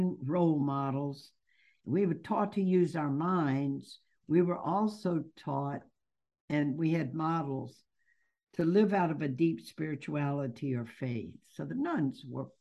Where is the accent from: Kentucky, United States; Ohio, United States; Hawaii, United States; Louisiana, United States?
Louisiana, United States; Baton Rouge; also born or lived in New Orleans; Louisiana. Maybe you can pick it up in my accent. Been here all of my life, actually. And grew up in Baton Rouge, then moved to New Orleans